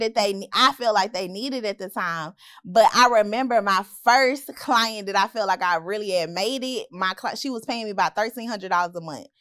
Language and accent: English; Memphis, Tennessee, United States; moved away as an adult; also born or lived in Hattiesburg, Mississippi; I'm from Memphis.